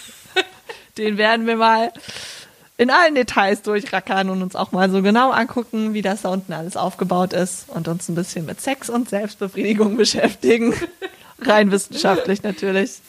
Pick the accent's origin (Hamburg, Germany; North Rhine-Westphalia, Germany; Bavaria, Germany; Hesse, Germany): North Rhine-Westphalia, Germany; Bergisch Gladbach; born or raised there